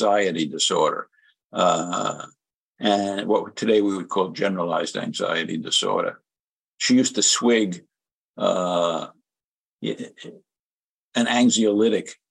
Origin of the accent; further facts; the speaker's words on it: New York City, New York, United States; moved away as an adult; now in North Carolina, United States; First, I was from the South Bronx